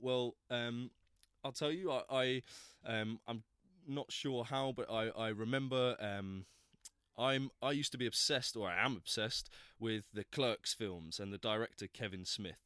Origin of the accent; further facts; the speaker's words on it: Plymouth, South West England, United Kingdom; moved away as an adult; now in London, United Kingdom; I was born in Plymouth, down in the southwest coast, um, and I came to London to go to drama school back in two thousand eight